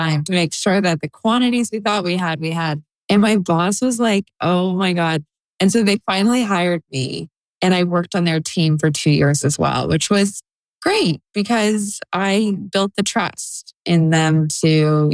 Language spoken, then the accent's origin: English; Toronto, Ontario, Canada; moved away as an adult; also born or lived in Montreal, Canada; now in New York City, United States; I'm Canadian and I grew up in Toronto